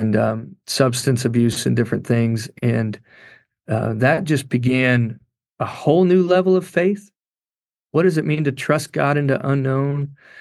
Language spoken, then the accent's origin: English; Kentucky, United States; I grew up in Kentucky